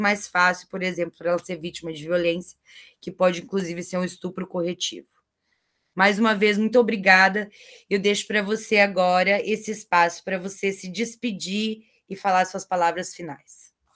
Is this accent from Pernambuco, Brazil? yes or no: no; Cascavel, Paraná, Brazil; A minha terrinha, eu sou de Cascavel